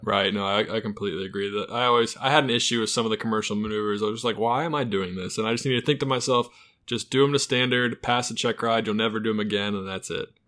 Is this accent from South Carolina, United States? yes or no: no; Charlotte, North Carolina, United States; I'm from Charlotte, North Carolina.